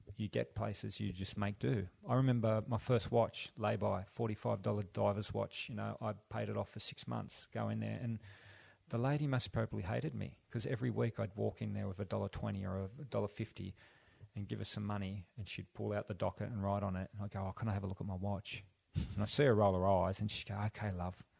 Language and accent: English; Sydney, New South Wales, Australia; also born or lived in Central Coast, New South Wales; now in Byron Shire, Australia; I grew up in Western Sydney